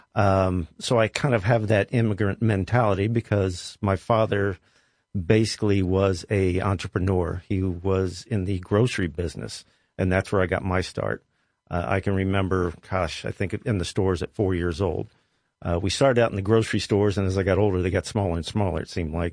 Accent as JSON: {"language": "English", "town": "Columbus", "region": "Ohio", "country": "United States", "tie": "born or raised there", "said": "I was born and raised here. I was born on the West Side."}